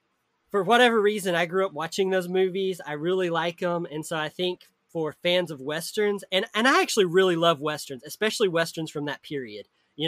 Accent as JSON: {"language": "English", "town": "Lawrenceburg", "region": "Tennessee", "country": "United States", "tie": "born or raised there", "said": "I grew up in Lawrenceburg, Tennessee."}